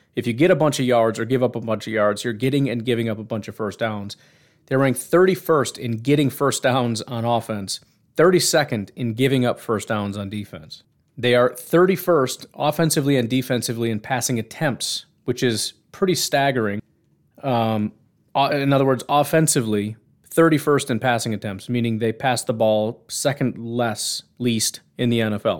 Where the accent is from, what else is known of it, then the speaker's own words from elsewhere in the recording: Illinois, United States; when I was 10 growing up in Illinois